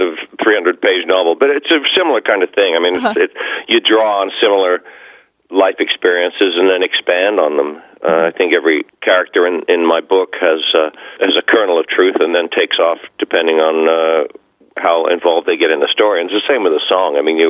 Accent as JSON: {"language": "English", "country": "Australia", "moved": "yes", "lives_now": "United States", "said": "I came over here from Australia in 1971, and I used to live about two blocks from where the star is now."}